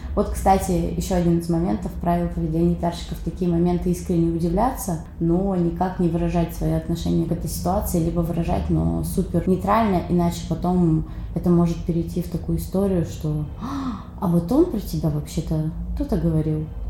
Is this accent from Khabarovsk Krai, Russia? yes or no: yes; Khabarovsk, Khabarovsk Krai, Russia; moved away as an adult; now in Saint Petersburg, Russia; я из Хабаровска, например, Дальний Восток